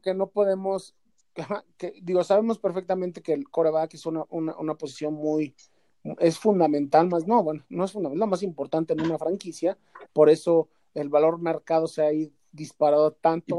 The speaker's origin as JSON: {"language": "Spanish", "country": "Mexico", "said": "nosotros como mexicanos"}